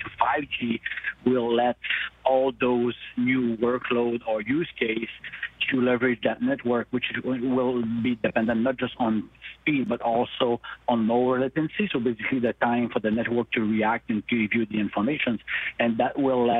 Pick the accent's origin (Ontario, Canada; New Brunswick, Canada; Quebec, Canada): Quebec, Canada; Montreal; I'm from Montreal